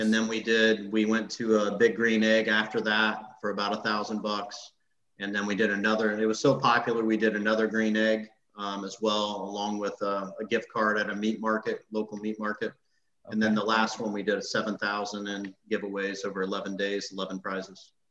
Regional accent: Illinois, United States; moved away as an adult; now in Tampa Bay, United States; I grew up in Illinois.

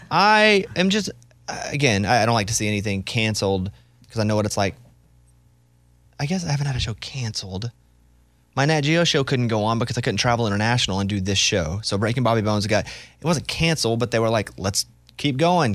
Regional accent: Arkansas, United States; moved away; growing up in Arkansas

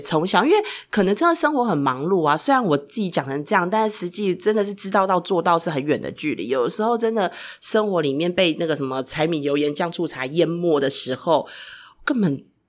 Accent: Taiwan; 尤其在台湾长大的 孩子

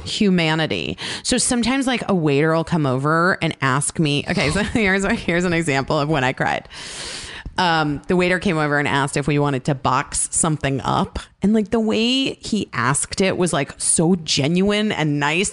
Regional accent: Scottsdale, Arizona, United States; moved away; I grew up in Scottsdale, Arizona

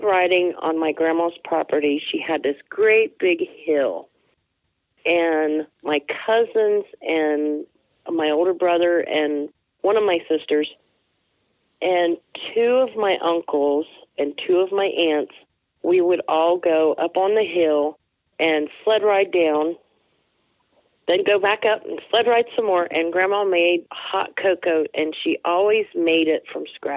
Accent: Kimbolton, Ohio, United States; also born or lived in Steubenville, Ohio / small towns between Steubenville and Canton, Ohio; when I was 7 years old, we moved to Cambridge. And, well, actually, Kimbolton, just north

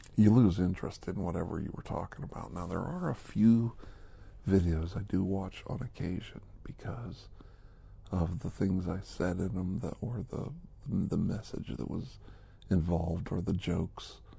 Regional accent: United States; back in the United States of America, back in my hometown

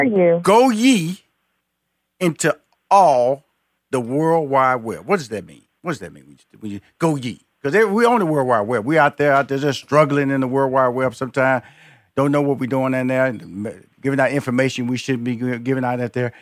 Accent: Texas, United States; I'm a Texan, so she's a Texan, so you know, got a little love there.

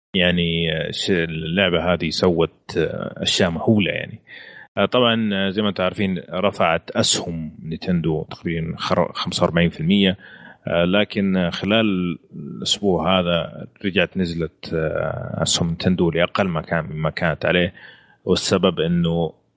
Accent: Saudi Arabia; عندنا في السعوديه هنا

